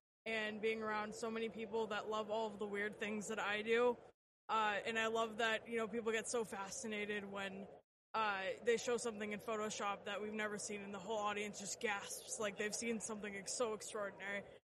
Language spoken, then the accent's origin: English; Las Vegas, Nevada, United States; I'm from Las Vegas, and I am a graphic designer and photographer.